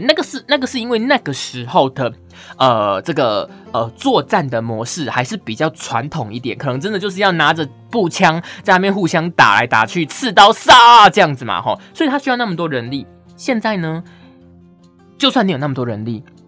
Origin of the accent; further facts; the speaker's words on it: Pingtung County, Taiwan; 以前小时候，在屏东的时候，我妈还会去那个买